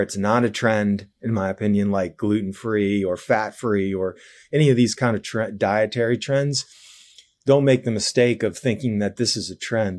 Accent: New Jersey, United States; also born or lived in New York / New York City; I grew up in New Jersey.

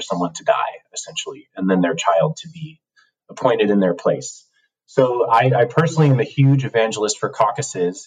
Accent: Cook County, Illinois, United States; moved away as an adult; now in Minneapolis, United States; I come from Cook County, Illinois, um, home of the Mayor Daley machine

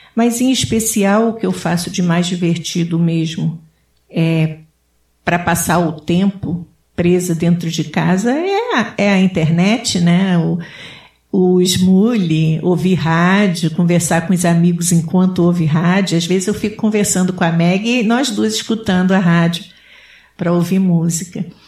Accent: Rio de Janeiro, Brazil; now in Connecticut, United States; eu sou do Rio de Janeiro

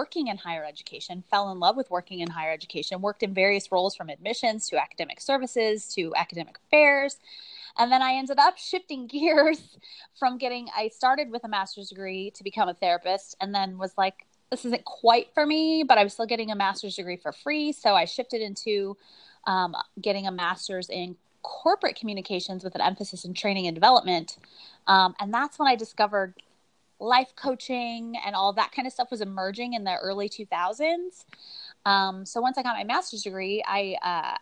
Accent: St. Louis, Missouri, United States; moved away as an adult; also born or lived in Cleveland, Ohio / Phoenix, Arizona; probably somewhere around first grade, we moved to St. Louis, Missouri, or a suburb of St. Louis, Missouri. So that's kind of where I consider that I grew up.

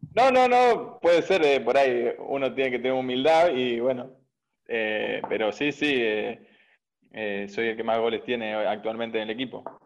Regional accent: Bahía Blanca, Buenos Aires Province, Argentina; moved away as an adult; now in Merlo, Argentina; Yo soy de provincia de Buenos Aires, soy de Bahía Blanca, eh, pero actualmente hoy me encuentro viviendo en Merlo

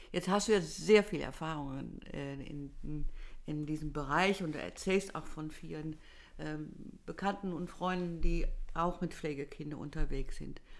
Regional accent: Netherlands; Ich als Holländerin schüttel gar nur meinen Kopf, aber ich kann

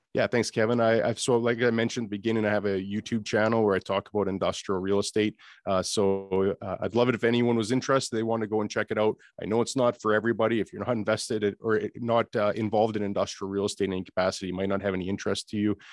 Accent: Canada; accent: Canadian; being Canadian is that we are a community

